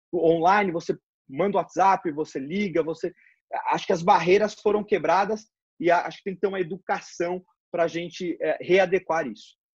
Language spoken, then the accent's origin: Portuguese; Brazil; como brasileiro